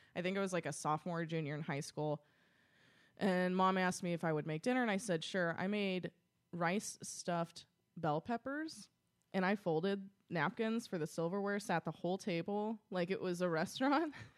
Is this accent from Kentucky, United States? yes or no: yes; Paducah, Kentucky, United States; moved away as an adult; also born or lived in St. Louis / Louisville, Kentucky / Cincinnati, Ohio; I'm originally from Paducah, Kentucky, which is as, about far west in the state as you can get. Um, I lived there my entire life.